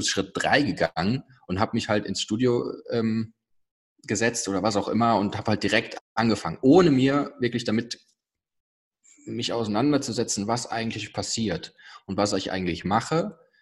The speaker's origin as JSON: {"language": "German", "area": "near Bonn", "region": "North Rhine-Westphalia", "country": "Germany", "said": "ich komme aus der Nähe von Bonn"}